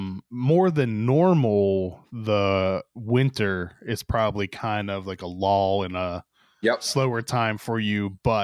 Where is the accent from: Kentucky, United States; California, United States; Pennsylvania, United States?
Pennsylvania, United States; Pittsburgh; now in Frederick, Maryland, United States; I grew up in Pittsburgh